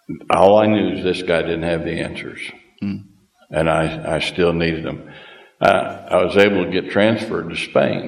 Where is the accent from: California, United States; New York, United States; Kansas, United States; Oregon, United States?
Kansas, United States; moved away as an adult; now in Uganda; I was born and raised in Kansas on a farm.